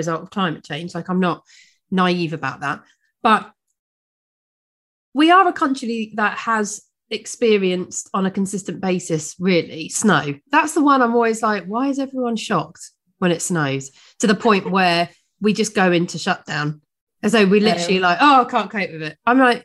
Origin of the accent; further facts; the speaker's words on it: United Kingdom; as British people